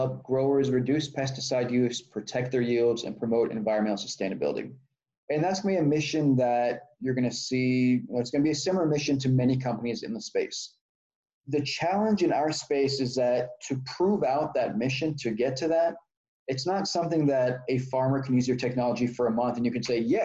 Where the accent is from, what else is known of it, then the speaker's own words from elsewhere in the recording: Austin, Texas, United States; also born or lived in Israel / New York; I grew up in Texas, born in Israel, grew up in Texas